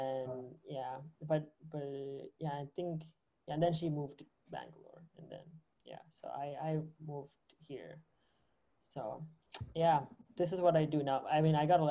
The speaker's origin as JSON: {"language": "English", "country": "Canada", "said": "I'm originally from Canada."}